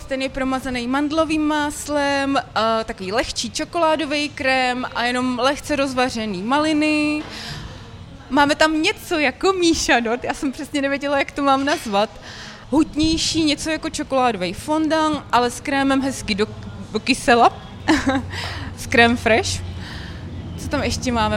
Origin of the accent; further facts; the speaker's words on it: Jevíčko, Pardubice Region, Czechia; moved away; also born or lived in Litomyšl / Brno; já jsem z Jivíčka, že jo, to je kusíček vlastně od tam